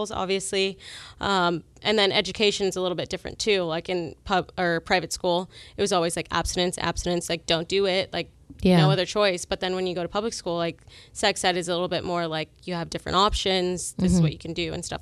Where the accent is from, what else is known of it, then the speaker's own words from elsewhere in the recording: Southern California, United States; I grew up in Southern California.